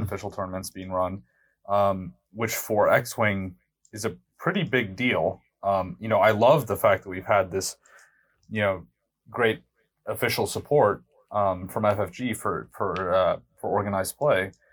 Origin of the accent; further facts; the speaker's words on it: United States; we're all American